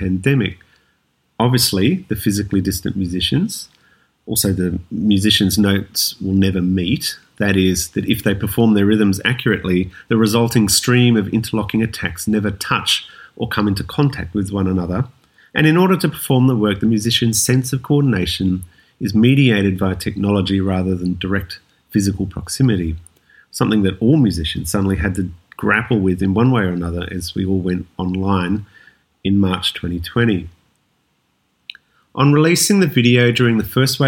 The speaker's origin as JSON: {"language": "English", "town": "Wollongong", "region": "New South Wales", "country": "Australia", "tie": "born or raised there", "lives_now": "Sydney, Australia", "said": "I was born and bred in Wollongong, a city south of Sydney"}